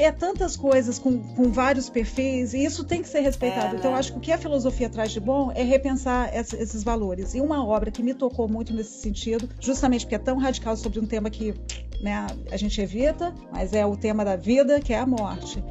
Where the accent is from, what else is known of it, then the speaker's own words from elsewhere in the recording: Brazil; accent: super brasileiro; meu sotaque é super brasileiro e não dá para eu amenizar nada. Então a minha identidade de brasileira, eu não posso disfarçar